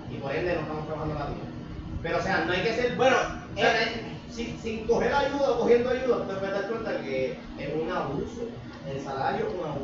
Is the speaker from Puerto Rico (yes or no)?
yes; Puerto Rico; yo como boricua quiero vivir aquí, quiero tener mi Netflix, mi Amazon, mi par de mierda, que eso viene, eso viene del capitalismo de Estados Unidos, de colonias